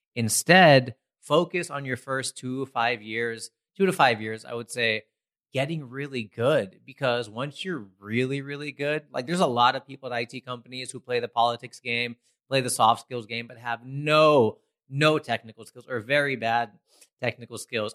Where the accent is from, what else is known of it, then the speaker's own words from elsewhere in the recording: United States; growing up in America